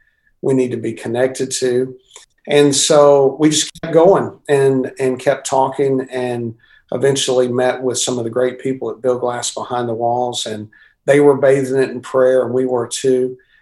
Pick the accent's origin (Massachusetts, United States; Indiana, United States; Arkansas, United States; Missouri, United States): Arkansas, United States; El Dorado; moved away as an adult; also born or lived in Louisiana / Michigan / Chicago, Illinois; I was a guy born and raised in Arkansas, and God saved me at a young age, and grew up in a great family and a great church in a little town, El Dorado, Arkansas